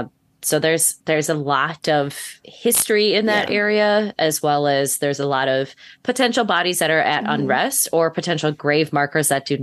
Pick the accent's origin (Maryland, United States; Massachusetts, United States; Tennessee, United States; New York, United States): Tennessee, United States; I'm from Tennessee, too.